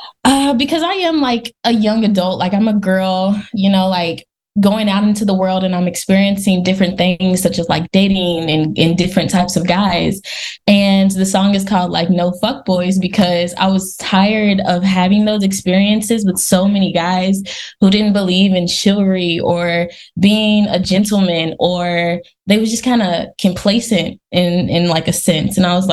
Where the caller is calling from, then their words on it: California, United States; I am a new upcoming artist and also an actress. I am calling from California.